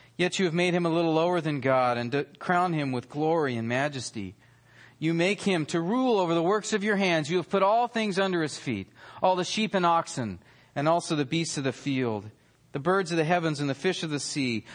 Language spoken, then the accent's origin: English; near Yosemite in the Sierra Nevada, California, United States; I grew up near Yosemite in the Sierra Nevadas